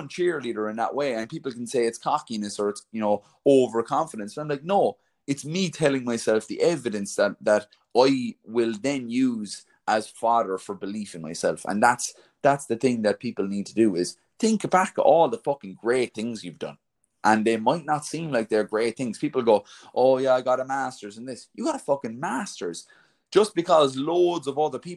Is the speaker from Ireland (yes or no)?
yes; Ireland; I'm an Irish man, right? So I'm from a country of 4 million people